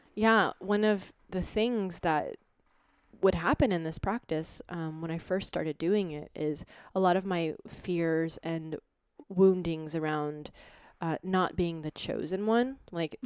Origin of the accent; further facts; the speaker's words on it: Boulder, Colorado, United States; now in New York, United States; I'm from Boulder